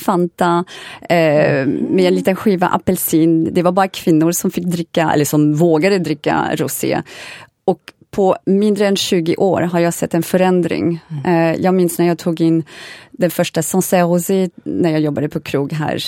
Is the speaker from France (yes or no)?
yes; Paris, Île-de-France, France; Swedish is a second language; now in Sweden; jag är född och uppväxt i Paris för det mesta